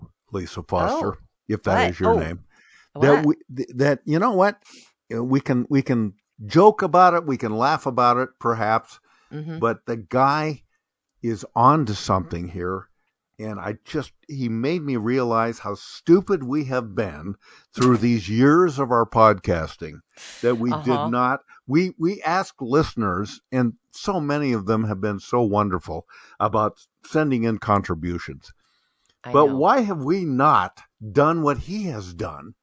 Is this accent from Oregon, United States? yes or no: yes; Bend, Oregon, United States; I have had two cousins that I grew up with, here in my hometown of Bend, Oregon